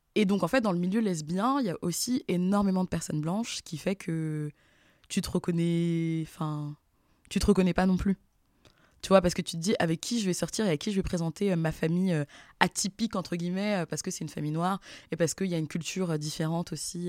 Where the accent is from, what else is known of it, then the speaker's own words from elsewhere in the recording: Versailles, Île-de-France, France; j'ai grandi à Versailles